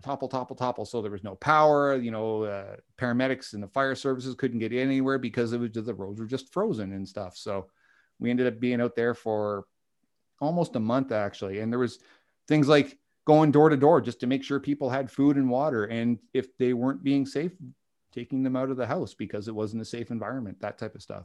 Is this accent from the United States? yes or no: no; Canada; I'm a Canadian